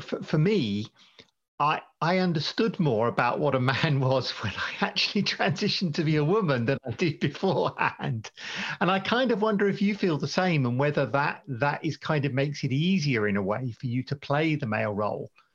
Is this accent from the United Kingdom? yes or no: yes; United Kingdom; also born or lived in United States; now in Sweden; I'm, I'm British originally, I lived a long time in America and now in Sweden